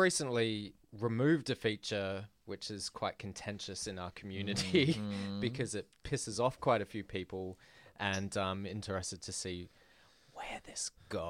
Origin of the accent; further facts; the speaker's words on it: Adelaide, South Australia, Australia; I told someone on Grindr once that I was from Adelaide